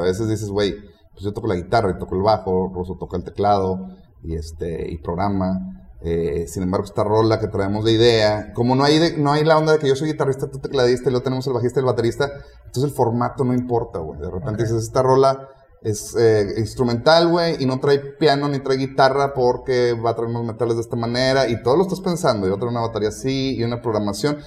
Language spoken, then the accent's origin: Spanish; Mexico; somos mexicanos